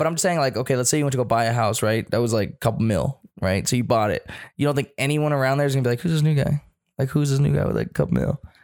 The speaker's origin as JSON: {"language": "English", "country": "United States", "said": "I'm an American too"}